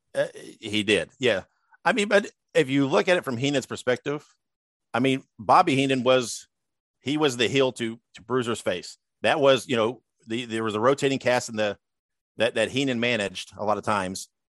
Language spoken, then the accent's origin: English; Columbus, Indiana, United States; I was born and raised in Columbus, Indiana